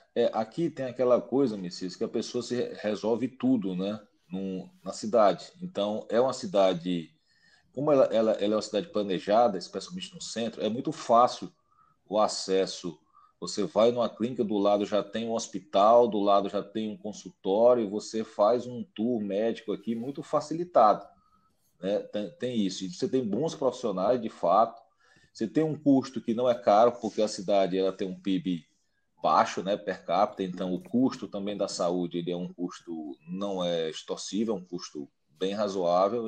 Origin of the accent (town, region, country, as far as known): Piauí, Brazil